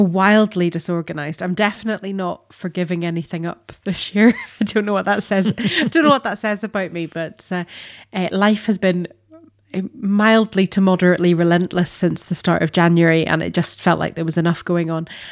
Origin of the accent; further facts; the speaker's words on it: Northern Ireland, United Kingdom; as a Northern Irish person